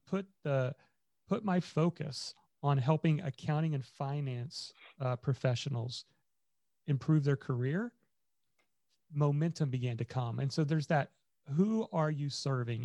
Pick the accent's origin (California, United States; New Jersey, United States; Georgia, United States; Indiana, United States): Indiana, United States; I grew up in Indiana